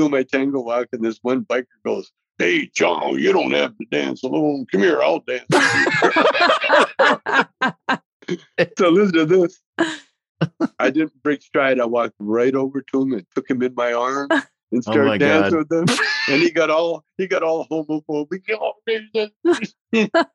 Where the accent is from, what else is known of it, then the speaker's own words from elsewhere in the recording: Alberta, Canada; moved away as an adult; now in United States; I grew up in Canada